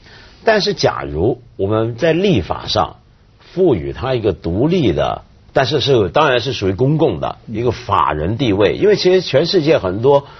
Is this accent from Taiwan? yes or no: no; China; 可是你要了解啊，就是今天我们中国人对待我们历史文化遗产那个态度是什么？